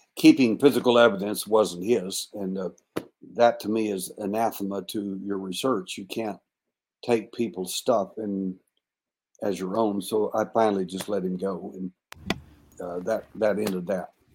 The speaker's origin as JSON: {"language": "English", "region": "Texas", "country": "United States", "tie": "born or raised there", "said": "I was born in Texas and I was born at night"}